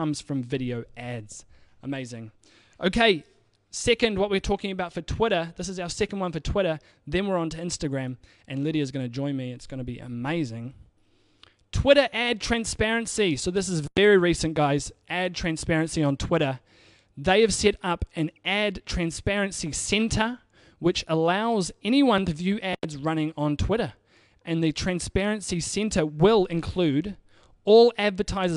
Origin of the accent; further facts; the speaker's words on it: New Zealand; I'm from New Zealand